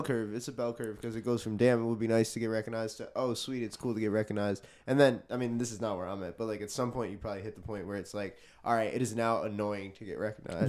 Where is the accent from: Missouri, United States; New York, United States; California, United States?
New York, United States; New York City; I'm a musician. I'm from Queens, New York